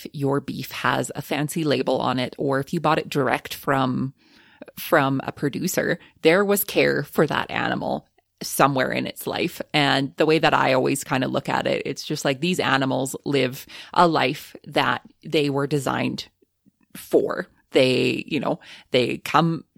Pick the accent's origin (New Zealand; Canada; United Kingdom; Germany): Canada; Alberta; we're from Alberta, so we are proud to produce Alberta beef here